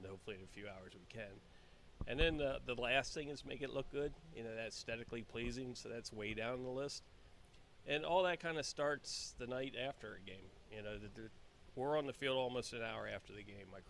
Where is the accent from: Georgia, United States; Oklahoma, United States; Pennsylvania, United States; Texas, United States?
Pennsylvania, United States; York; also born or lived in Fairfax, Virginia; now in Reading, United States; I am from York, PA.